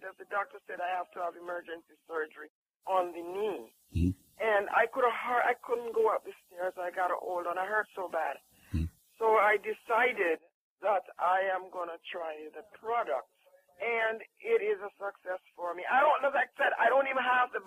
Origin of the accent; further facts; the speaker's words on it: Jamaica; I'm from Jamaica